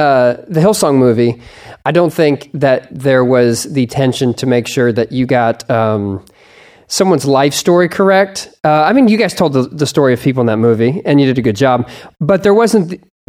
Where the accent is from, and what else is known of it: United States